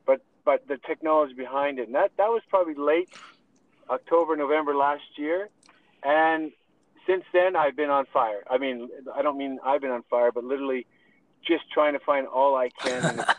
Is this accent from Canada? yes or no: yes; Canada; Yeah, you're right. I'm Canadian chartered accountant. Spent a little bit of time in the oil and gas sector, actually a lot of time.